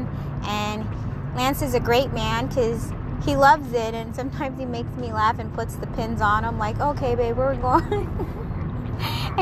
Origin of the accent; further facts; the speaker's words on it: Seattle, Washington, United States; grew up in Seattle, Washington, born and raised in Seatown